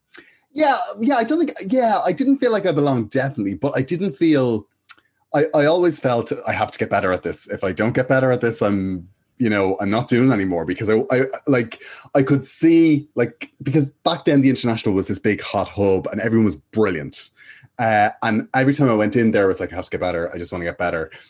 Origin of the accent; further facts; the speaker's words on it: Dublin, Leinster, Ireland; I went to school in Finglas, in De La Salle, uh, in Finglas, and yeah, I've been there since I was about four years of age